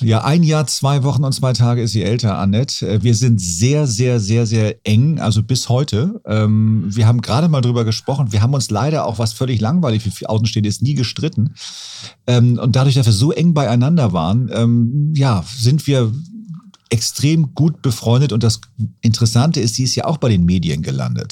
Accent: Hamburg, Germany; da bin ich quasi am Fuße des AEZs groß geworden

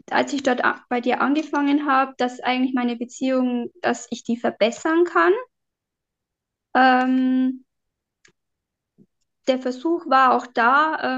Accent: Bavarian Forest, Germany; ähm, ja, ähm, ich komme aus dem Bayerischen Wald

